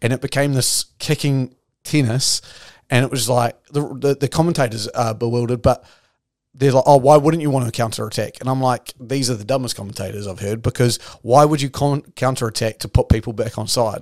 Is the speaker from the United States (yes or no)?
no; New Zealand; I'm your Kiwi half of this podcast